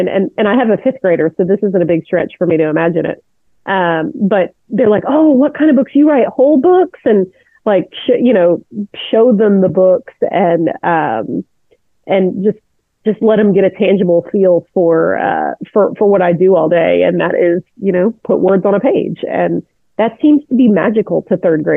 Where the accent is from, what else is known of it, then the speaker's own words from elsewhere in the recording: Houston, Texas, United States; also born or lived in Atlanta, Georgia / Trinidad / Italy; we moved to a suburb of Houston when I was 8. So it was a place called Clear Lake. And so I've been here ever since